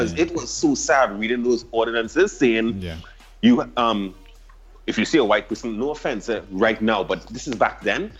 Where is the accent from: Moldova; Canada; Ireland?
Canada; moved away; also born or lived in Waterloo; I'm Canadian as well